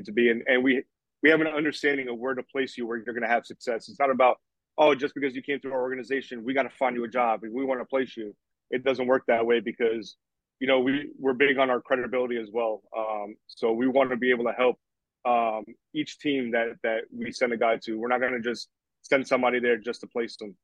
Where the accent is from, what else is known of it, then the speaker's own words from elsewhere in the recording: New York, United States; also born or lived in Puerto Rico; I'm from New York and I used to go to the Long Island Ducks games all the time